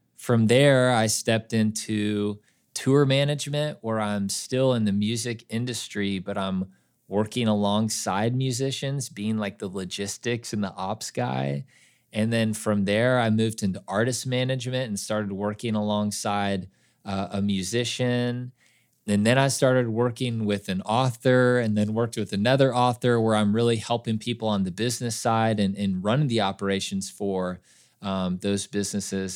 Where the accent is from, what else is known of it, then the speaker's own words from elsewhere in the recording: Kansas City, United States; I grew up in Kansas City